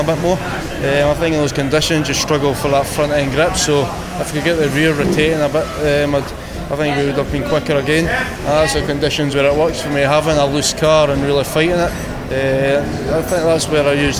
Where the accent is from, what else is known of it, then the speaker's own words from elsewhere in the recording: Scotland, United Kingdom; I'm Scottish